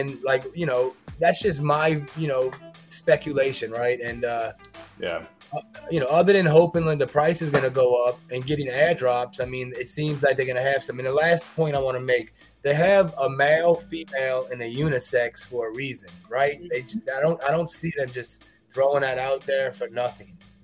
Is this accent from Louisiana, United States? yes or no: yes; New Orleans, Louisiana, United States; now in Cincinnati, United States; I'm from New Orleans